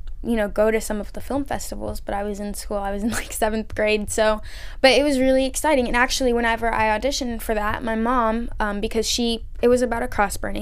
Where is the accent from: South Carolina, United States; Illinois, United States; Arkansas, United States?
South Carolina, United States; Columbia; I'm from Columbia, which is the capital